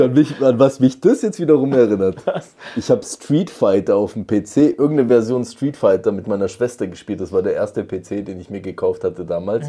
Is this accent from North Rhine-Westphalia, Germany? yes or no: no; Radolfzell, Baden-Württemberg, Germany; Wir hatten einen Spielwarenladen in, in Radolfzell, wo ich geboren bin.